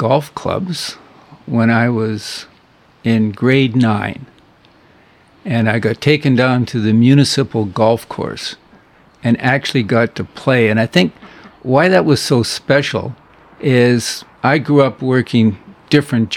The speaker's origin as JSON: {"language": "English", "town": "Edmonton", "region": "Alberta", "country": "Canada", "tie": "born or raised there", "moved": "as an adult", "lives_now": "Powell River, Canada", "said": "I grew up in Edmonton"}